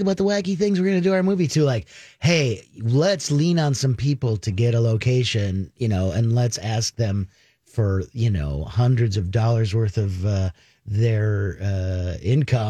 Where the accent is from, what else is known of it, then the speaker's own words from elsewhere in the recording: Minnesota, United States; I'm Minnesotan.